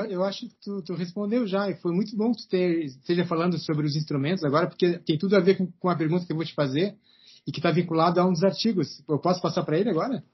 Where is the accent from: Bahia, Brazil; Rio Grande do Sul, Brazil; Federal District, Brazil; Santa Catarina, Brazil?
Rio Grande do Sul, Brazil; moved away as an adult; also born or lived in Rio Claro; eu saí do Rio Grande do Sul, fui até Rio Claro para fazer mestrado lá